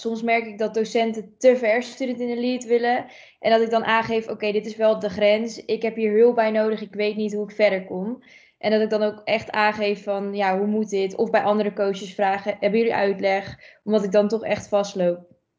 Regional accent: Almkerk, North Brabant, Netherlands; ik kom uit Almkerk, dus een klein dorpje dichtbij dicht bij Gorkum

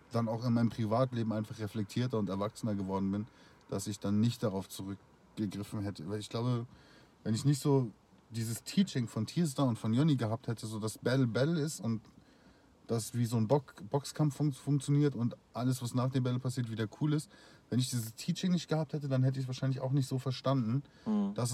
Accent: Austria; ich komme aus Österreich

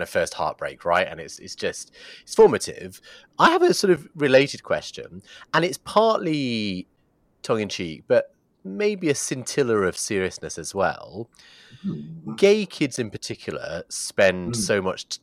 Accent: Bradford, Yorkshire and the Humber, United Kingdom; I grew up in Bradford

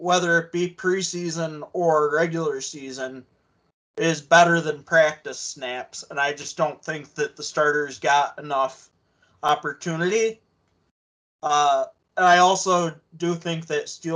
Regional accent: Ottawa, Ontario, Canada; I was born in Ottawa

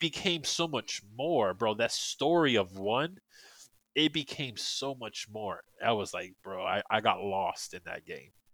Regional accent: New York, United States; now in Florida, United States; I'm originally from New York, and, uh, so it was actually when I first moved down to Florida

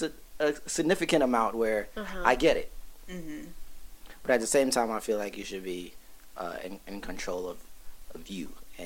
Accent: Brooklyn, New York, United States; I'm from Brooklyn.

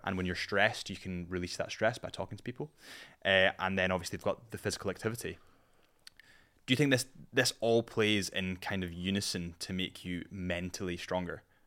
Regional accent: Scotland, United Kingdom; I'm Scottish

